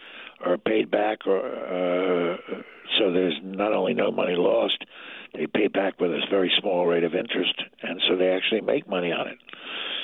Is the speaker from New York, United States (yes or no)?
no; Pennsylvania, United States; my home state of Pennsylvania